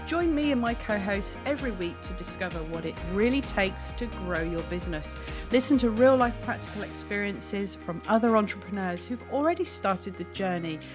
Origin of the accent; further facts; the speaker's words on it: United Kingdom; being a Brit